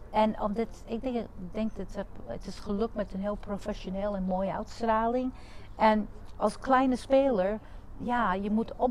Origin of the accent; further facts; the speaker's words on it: United States; Dutch is a second language; now in Netherlands; ik ben Amerikaans. Ik ben in Amerika geboren en getogen, maar mijn ouders, Santiago, die komen uit Puerto Rico.